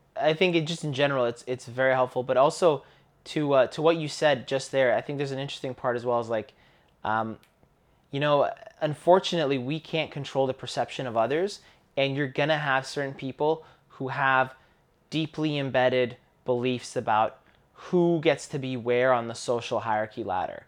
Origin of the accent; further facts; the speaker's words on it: Canada; growing up in Canada, I grew up in a school